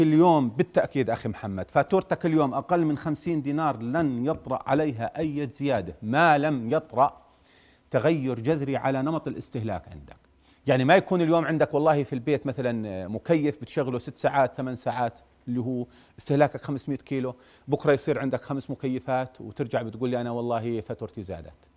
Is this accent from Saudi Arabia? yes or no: no; Jordan; عندنا بالأردن